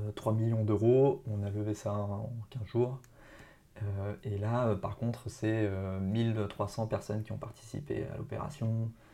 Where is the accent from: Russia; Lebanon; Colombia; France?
France; near Marcoussis, Essonne, Île-de-France; une, ville à côté de bah, de là où j'ai grandi en fait